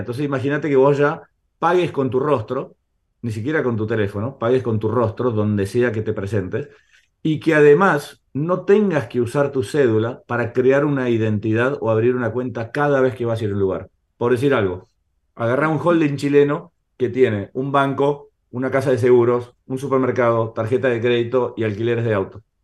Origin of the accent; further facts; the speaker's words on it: Argentina; accent: Argentine; soy argentino, ya se dieron cuenta por mi acento